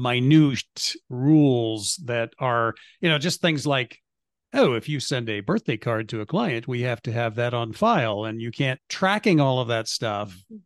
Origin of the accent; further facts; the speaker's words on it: Nebraska, United States; We're both from Dodge County, by the way.